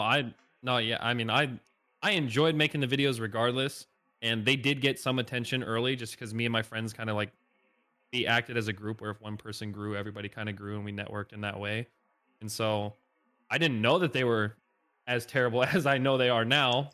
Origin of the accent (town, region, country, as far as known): Northeast Indiana, United States; born or raised there; moved away as an adult; now in Nashville, United States